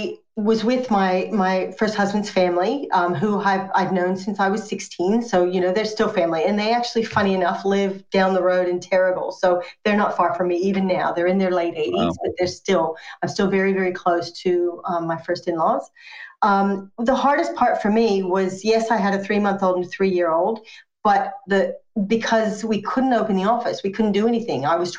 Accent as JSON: {"language": "English", "country": "United States", "lives_now": "Australia", "said": "Yes, I am American, but I'm also Australian. I've been Australian since 2002. And by choice, moved here because my first long-term boyfriend and first husband, who I went to high school uni with, was Australian."}